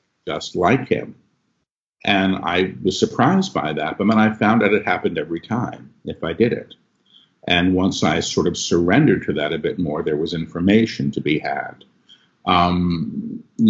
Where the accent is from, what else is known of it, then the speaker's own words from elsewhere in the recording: New York, United States; I'm a New Yorker.